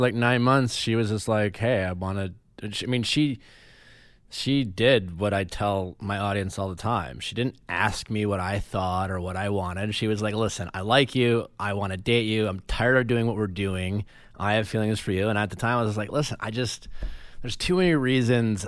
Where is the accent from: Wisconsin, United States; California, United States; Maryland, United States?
Wisconsin, United States; moved away; also born or lived in Chicago; growing up in Wisconsin